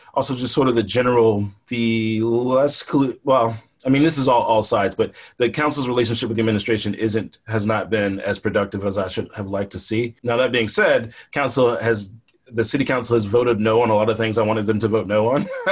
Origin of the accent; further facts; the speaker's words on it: Richmond, Virginia, United States; I grew up poor in the East End